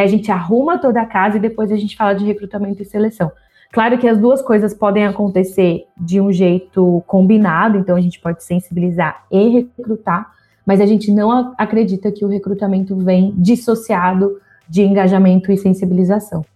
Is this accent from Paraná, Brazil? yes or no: no; São José dos Campos, São Paulo, Brazil; moved away as an adult; eu sou do interior de São Paulo, São José do, eu sou de São José dos Campos. Fui para a capital é, para estudar